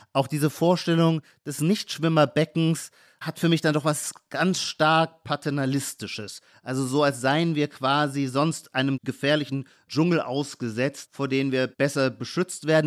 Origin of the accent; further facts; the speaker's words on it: Heidelberg, Baden-Württemberg, Germany; now in Berlin, Germany; das ist, wo ich herkomme. Ich komme aus Heidelberg, Rhein-Neckar-Kreis